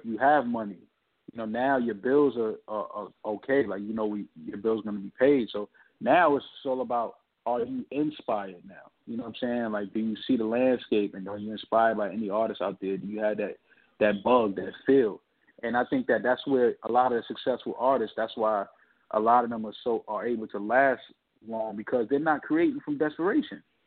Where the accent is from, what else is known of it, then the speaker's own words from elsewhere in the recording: New York City, New York, United States; growing up in New York City